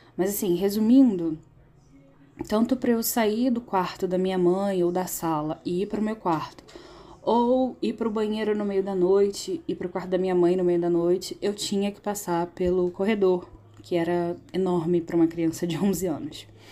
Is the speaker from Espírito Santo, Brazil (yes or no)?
no; Rio de Janeiro, Brazil; eu sou do Rio de Janeiro